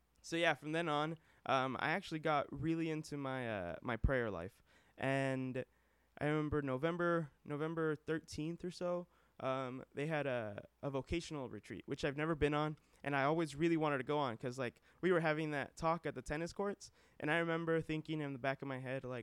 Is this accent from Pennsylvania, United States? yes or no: no; Madera, California, United States; moved away as an adult; now in Philadelphia, United States; I'm from Madera